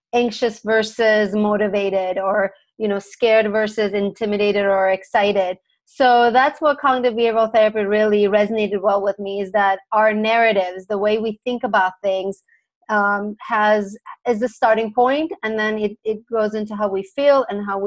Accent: Turkey; also born or lived in San Diego, United States; now in Los Angeles, United States; I was actually born and raised in Turkey

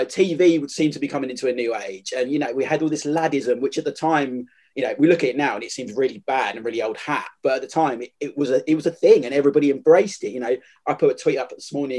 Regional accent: England, United Kingdom; But I think we, as English fans and people who lived in the country at the time, can be selfish with it

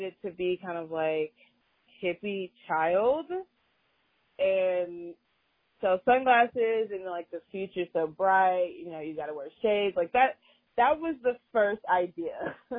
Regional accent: Austin, Texas, United States; moved away as an adult; now in Houston, United States; I'm originally from Austin. I came out to Houston for college

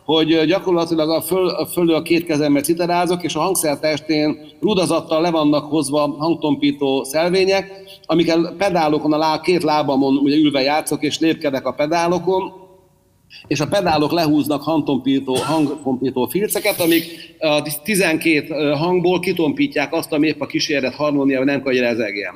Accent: Hungary; magyar vagyok

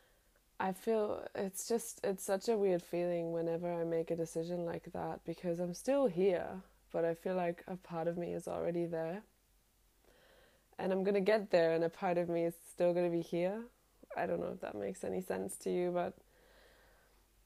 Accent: Germany; moved away as an adult; also born or lived in London; now in Sydney, Australia; Growing up in Europe

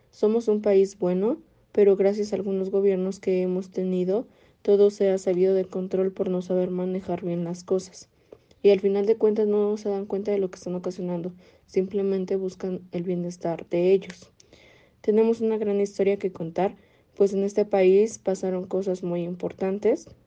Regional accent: Mexico; qué es lo que nos identifica como mexicanos, la convivencia y cercanía con las personas que nos rodean, nuestras costumbres y tradiciones

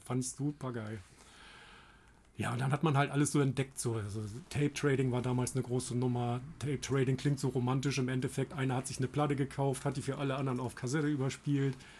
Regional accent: Germany; ich komme aus der Heide

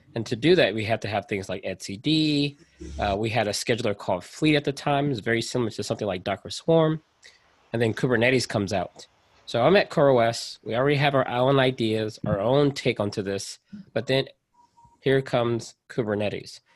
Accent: United States; I am a part of an underrepresented group here in America, right? So I'm American

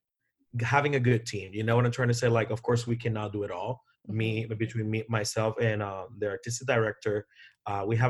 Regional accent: Puerto Rico; now in Las Vegas, United States; I'm from Puerto Rico

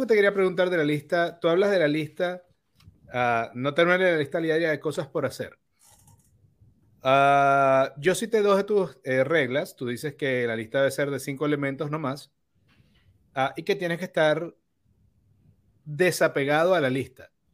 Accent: Venezuela; moved away as an adult; also born or lived in Bonaire; yo emigré de Venezuela

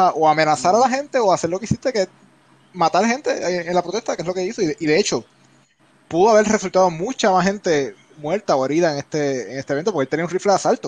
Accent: Puerto Rico; now in United States; desde la posición de la perspectiva de puertorriqueños y cuando uno está acá en Estados Unidos, que nosotros somos más inmigrantes sin ser inmigrantes

